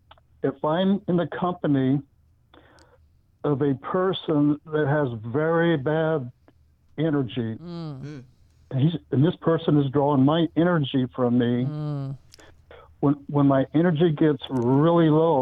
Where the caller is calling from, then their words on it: California, United States; I'm calling from Shaky, California.